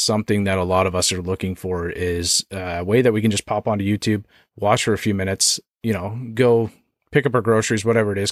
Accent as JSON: {"language": "English", "country": "Canada"}